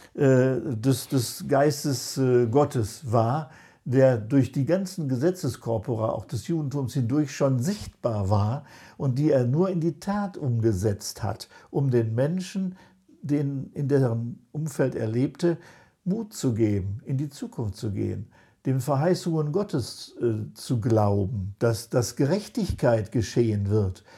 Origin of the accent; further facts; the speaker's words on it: Germany; wir als Deutsche